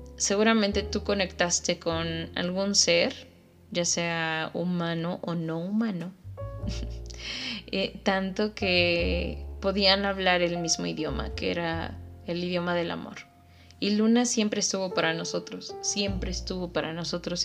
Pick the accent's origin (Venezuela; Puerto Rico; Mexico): Mexico; Mexico City; moved away; yo soy de la Ciudad de México